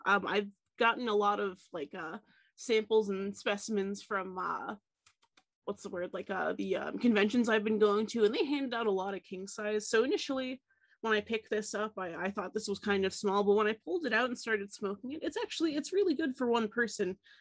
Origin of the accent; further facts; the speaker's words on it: Tennessee, United States; moved away; growing up in Tennessee, we had Mayfield